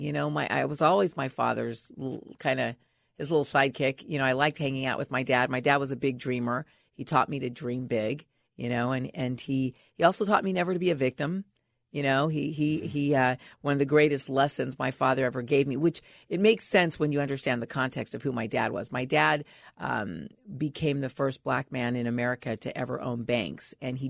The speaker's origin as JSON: {"language": "English", "town": "Los Angeles", "region": "California", "country": "United States", "tie": "born or raised there", "also_born_or_lived": "San Francisco / Bahamas", "said": "Well, I grew up mostly here in Los Angeles. Okay. Yeah. I mean, I was born in San Francisco. And then by high school, mm-hmm. we were living here. We lived in the Bahamas for a while when I was a young girl."}